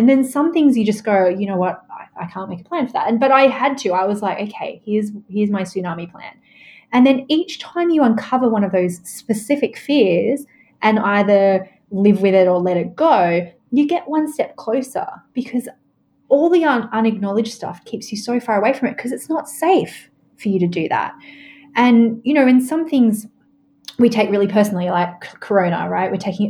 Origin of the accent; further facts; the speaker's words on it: Australia; I mean, I'm Australian, right?